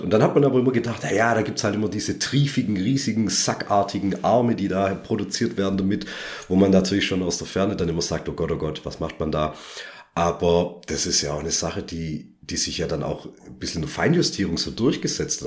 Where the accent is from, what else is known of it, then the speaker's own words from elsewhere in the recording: Southern Germany, Germany; wir hier aus dem süddeutschen Raum